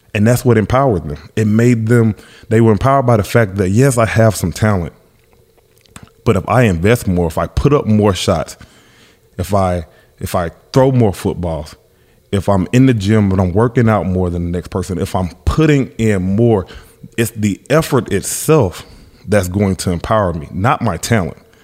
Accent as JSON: {"language": "English", "region": "Alabama", "country": "United States", "said": "I'm from Alabama, huge Alabama fan"}